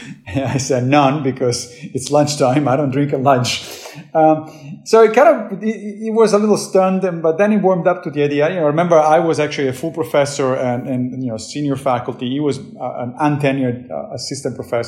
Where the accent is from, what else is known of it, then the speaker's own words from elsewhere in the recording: Rome, Lazio, Italy; moved away as an adult; now in New York, United States; I grew up Catholic in Rome